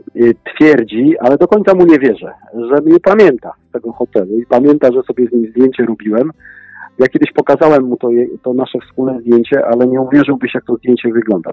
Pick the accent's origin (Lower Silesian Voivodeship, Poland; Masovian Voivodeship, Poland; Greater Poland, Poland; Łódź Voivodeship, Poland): Masovian Voivodeship, Poland; Warsaw; moved away as an adult; also born or lived in Paris, France; pochodzę z Warszawy